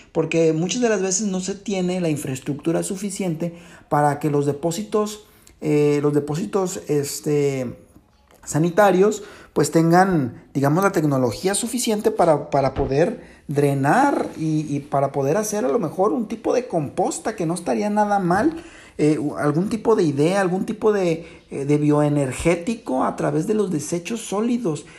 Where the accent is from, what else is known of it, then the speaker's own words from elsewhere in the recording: Mexico; nosotros como mexicanos